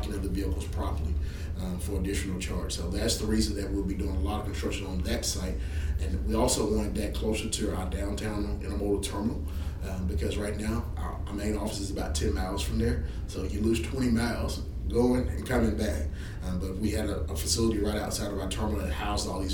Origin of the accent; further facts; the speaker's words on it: Shreveport, Louisiana, United States; I love Shreveport. I grew up here in Shreveport. Been away, came back home